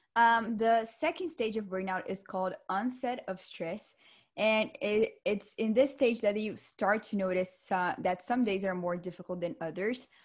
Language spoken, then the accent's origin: English; Vitória, Espírito Santo, Brazil; moved away; Victoria is my hometown